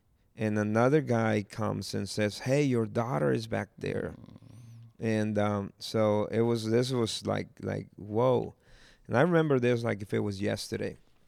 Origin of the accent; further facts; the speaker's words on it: Jalisco, Mexico; And they're like, so where are you from? And I'm from Cojula, Jalisco. So it's like, what? It's like, yeah, I'm from Cojula, Jalisco.